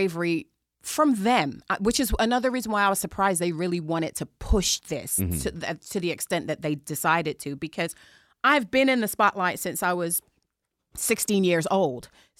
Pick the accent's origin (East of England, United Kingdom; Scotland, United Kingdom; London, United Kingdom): London, United Kingdom; Chelsea; some things you can take the girl out of England, some things you can't. And I'm from Chelsea.